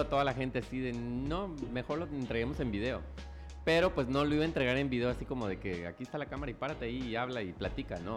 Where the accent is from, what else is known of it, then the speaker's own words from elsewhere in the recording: Ocosingo, Chiapas, Mexico; moved away as an adult; now in Tuxtla Gutiérrez, Mexico; yo crecí en Ocosingo, entonces digamos que ahí viví mi infancia y mi adolescencia